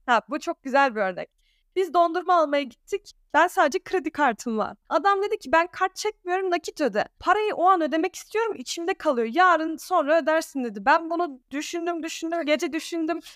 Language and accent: Turkish; Alanya, Antalya, Turkey; first language Danish; Turkish is a second language; also born or lived in Denmark; now in Ankara, Turkey; ben Türkiye'de doğdum, Alanya'da doğdum. Çok kişi bilmiyor ama iki ana dilim var. İlk öğrendiğim dil Danca, ikincisi Türkçe.